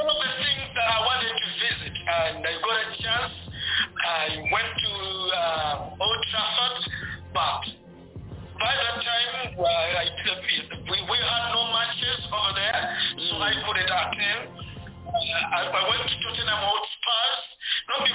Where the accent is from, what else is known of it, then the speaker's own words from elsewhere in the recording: Uganda; I have my people from our country, Uganda.